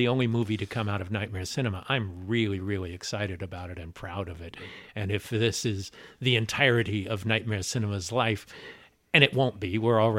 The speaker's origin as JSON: {"language": "English", "town": "Los Angeles", "region": "California", "country": "United States", "tie": "born there", "said": "And I was born in Los Angeles."}